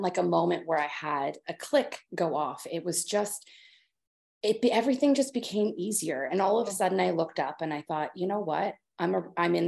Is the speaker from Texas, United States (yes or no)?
no; Kansas, United States; moved away as an adult; now in Netherlands; born and raised in Kansas, I stayed, you know, was like 30 minutes from where I was born my whole life